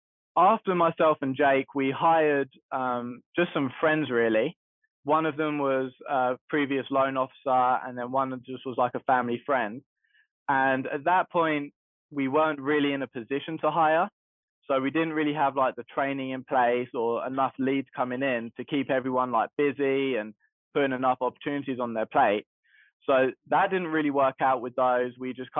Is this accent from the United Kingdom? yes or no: yes; London, United Kingdom; moved away as an adult; now in United States; So the way I got into the game is I moved over here in 2019 from London, and my intention was to become a realtor because I was doing it a little bit in England